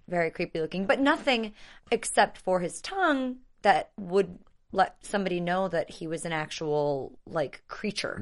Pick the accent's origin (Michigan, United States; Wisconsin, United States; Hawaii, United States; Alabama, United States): Wisconsin, United States; I'm from Wisconsin